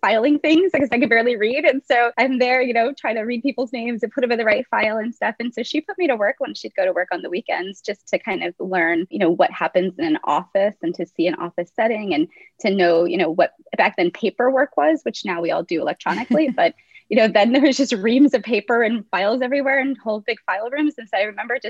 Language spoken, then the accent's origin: English; Whittier, California, United States; first language English; I grew up in Whittier, California, so we have had a pretty good education system